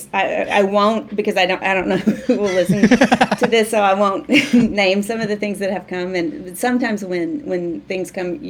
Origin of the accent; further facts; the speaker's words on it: Waldron, Arkansas, United States; moved away; growing up in Waldron, I loved movies